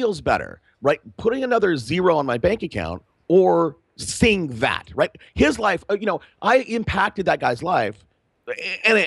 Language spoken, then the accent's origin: English; Fresno, California, United States; I grew up in Fresno